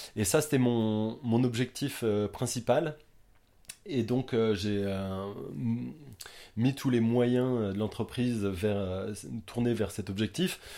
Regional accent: Quimper, Brittany, France; now in Watford, United Kingdom; je suis breton, euh, je viens de Quimper

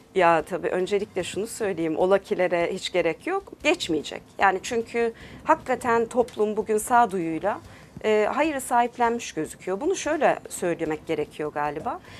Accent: Turkey; also born or lived in United States; 4 yaşında Türkiye'ye gelmişiz. Dolayısıyla hani Türkiye'de yetiştim.

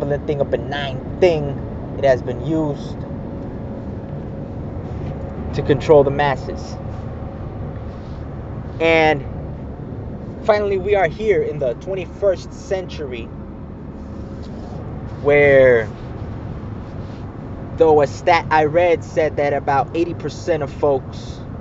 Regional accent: United States; I am a Mexican, born in America, so I'm an American. Some call me a pocho.

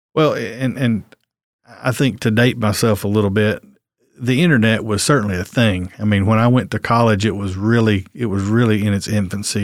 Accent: West Point, Texas, United States; I grew up here in Coleman County. I grew up out at West Point

